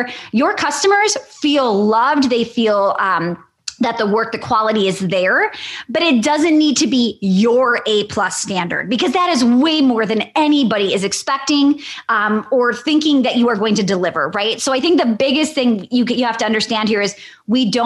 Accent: Wisconsin, United States; I'm from Wisconsin.

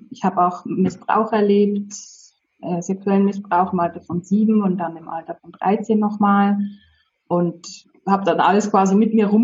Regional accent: Switzerland; first language Polish; German is a second language; also born or lived in Poland; Ich bin in der Schweiz aufgewachsen, aber meine Eltern sind beide aus Polen

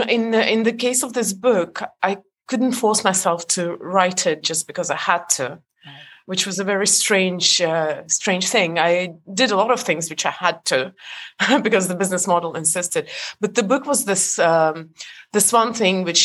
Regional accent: Estonia; moved away; I was born in Europe, but Estonia was part of the Soviet Union, so I'm Estonian

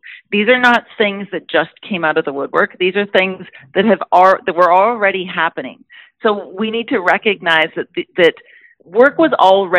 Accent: Canada; But as a Canadian, as your constituent, I know how important it is that we have a global response as well.

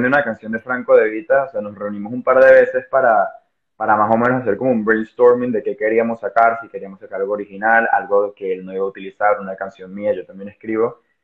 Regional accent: Venezuela; now in Spain; soy una persona venezolana también viviendo en España

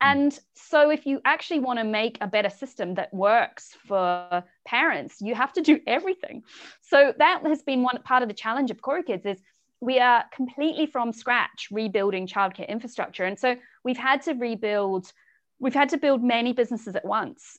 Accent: Southland, New Zealand; moved away as an adult; also born or lived in England; now in United Kingdom; I'm originally from New Zealand. I grew up in a really small sheep farming town at the very bottom of New Zealand, south coast of the South Island

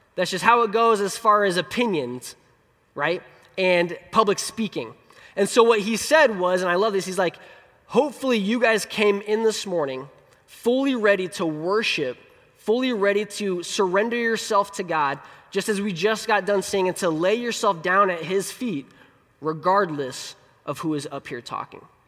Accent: Colorado, United States; moved away; I, I was born in Colorado, and so that's my favorite place. Um, our family joke is that Colorado's the promised land, and we have been wandering in the wilderness ever since 2000.

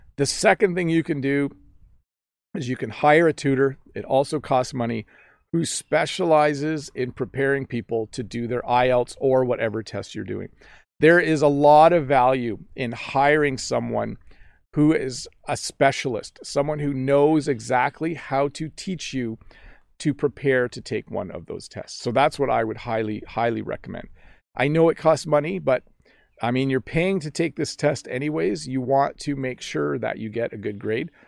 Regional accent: Canada; accent: Canadian; I have a Canadian accent

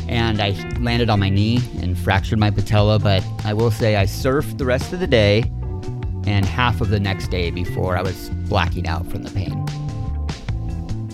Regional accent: San Clemente, California, United States; also born or lived in Laguna Niguel; was born and raised here in San Clemente, California

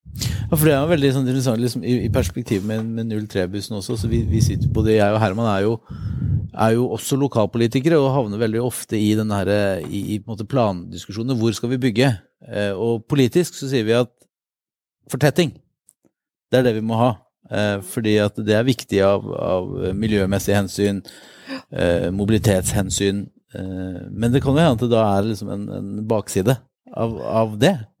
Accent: Vadsø, Finnmark, Norway; moved away as an adult; also born or lived in Oslo; Jeg er egentlig fra Vadsø i Finnmark

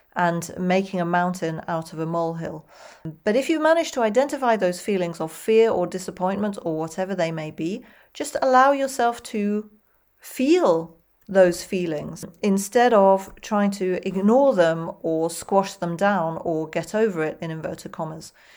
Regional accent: United Kingdom; accent: British English, non-rhotic; I'm British English and not American English

